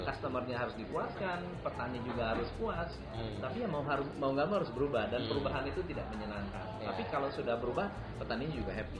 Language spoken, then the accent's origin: Indonesian; West Sumatra, Indonesia; Saya berasal dari Sumatera Barat.